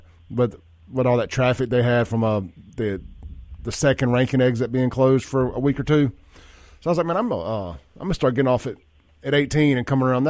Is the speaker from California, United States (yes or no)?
no; Jackson, Mississippi, United States; growing up in South Jackson